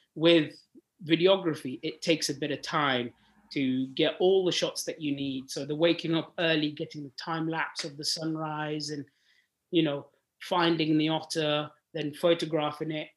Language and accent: English; Sudan; moved away; I'm born and bred in Africa. I'm born in Sudan, uh, and I grew oh. up there